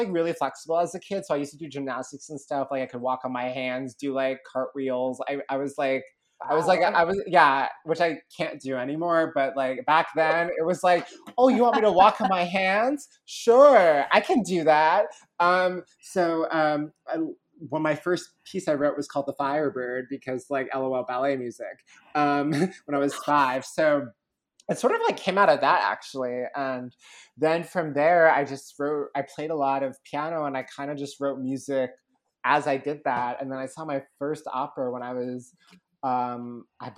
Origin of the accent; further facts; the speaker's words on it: Connecticut, United States; the town where I grew up in Connecticut